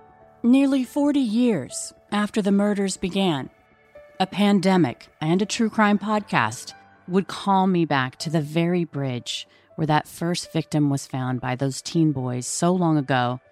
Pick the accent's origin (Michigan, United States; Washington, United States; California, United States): Washington, United States; by the Green River; I grew up in Washington State by the Green River, near a valley of some of the most fertile farmland in the country.